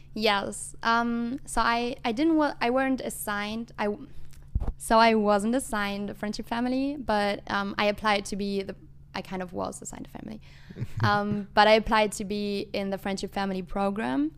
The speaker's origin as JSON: {"language": "English", "country": "Germany", "moved": "as an adult", "lives_now": "United States", "said": "I'm from Germany"}